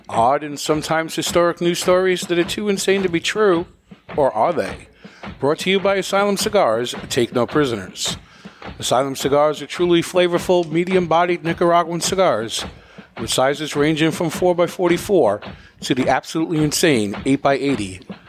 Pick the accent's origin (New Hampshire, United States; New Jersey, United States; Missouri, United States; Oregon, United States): New Hampshire, United States; Manchester; Here in New Hampshire, in the most populous city, and my hometown, Manchester